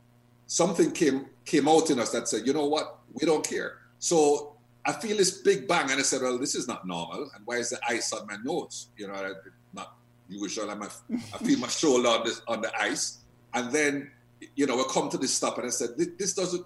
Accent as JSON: {"language": "English", "country": "Jamaica", "said": "I am from Jamaica. I know the type of country it is."}